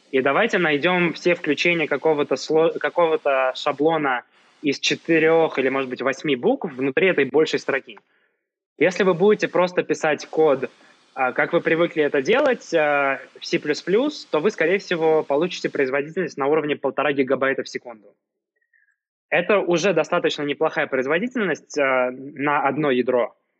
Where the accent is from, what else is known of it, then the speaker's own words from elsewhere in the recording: Saint Petersburg, Russia; moved away as an adult; now in Yerevan, Armenia; хотя сам, э, родился и вырос в Петербурге